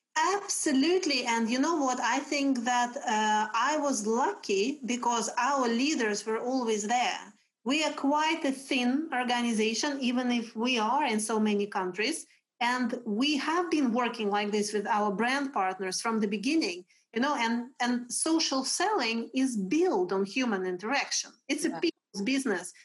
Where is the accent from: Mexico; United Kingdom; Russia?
Russia; English is a second language; now in Sweden; I am originally from Russia, but I have been living in Sweden since 2002